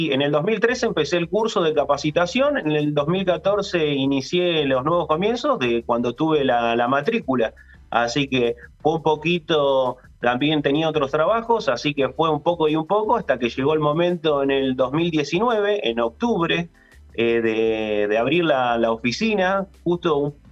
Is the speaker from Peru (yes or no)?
no; Ushuaia, Tierra del Fuego, Argentina; No, soy fueguino, nacido en Tierra del Fuego, Ushuaia